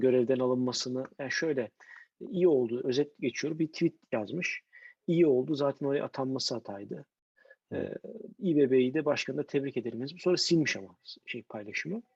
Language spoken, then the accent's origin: Turkish; Istanbul, Turkey; bir İstanbullu olarak